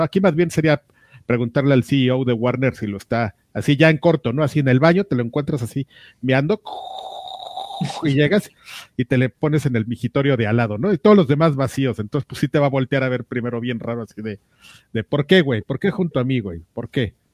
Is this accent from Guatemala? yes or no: no; Mexico; como lo que somos, amigo, como mexicanos